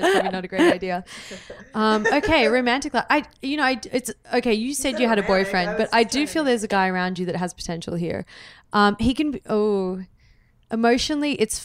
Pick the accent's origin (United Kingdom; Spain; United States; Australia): Australia; I'm Australian